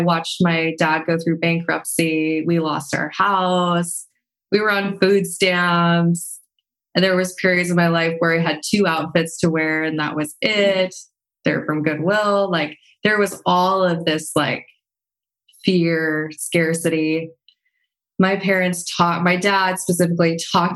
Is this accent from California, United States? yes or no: no; Montana, United States; moved away; also born or lived in La Jolla; growing up in Montana and just within my family, there was a lot of like, you have to work really, really hard